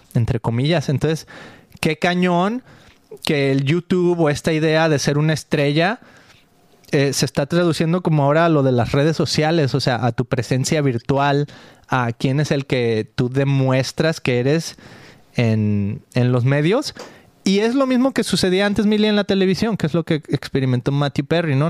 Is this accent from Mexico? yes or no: yes; Mexico; soy mexicano. Mucho orgullo aquí cargando la bandera mexicana en mi corazón y en mi zarape